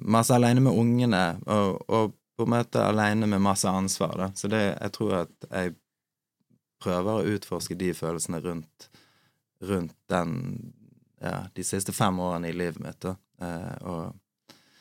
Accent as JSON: {"language": "Norwegian", "town": "Bergen", "region": "Vestland", "country": "Norway", "said": "Jeg er fra Bergen"}